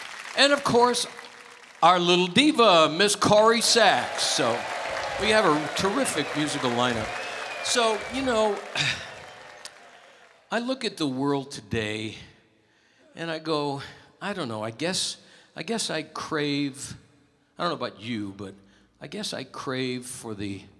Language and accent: English; Hartford, Connecticut, United States; my hometown of Hartford, Connecticut